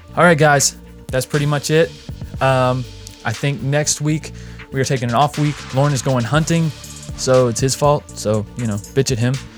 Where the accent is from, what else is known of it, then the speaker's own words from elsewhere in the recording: North Carolina, United States; moved away as an adult; also born or lived in Las Vegas; I'm from North Carolina. I'd moved and lived in Las Vegas for a while. If you don't know, I've moved back to North Carolina